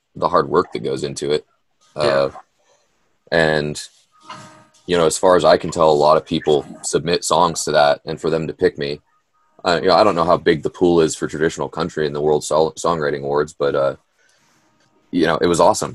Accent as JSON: {"language": "English", "region": "Oregon", "country": "United States", "tie": "born or raised there", "said": "growing up in Oregon"}